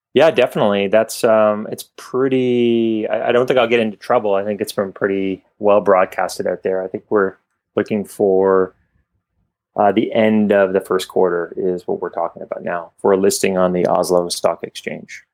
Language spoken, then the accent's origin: English; Canada; I was Canadian, uh, maybe you can tell from my accent